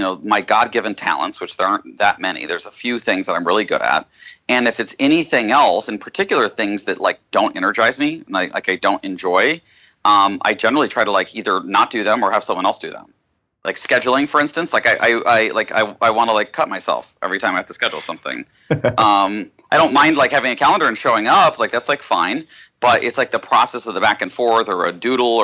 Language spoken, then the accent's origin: English; Austin, Texas, United States; I was born in Texas, in Austin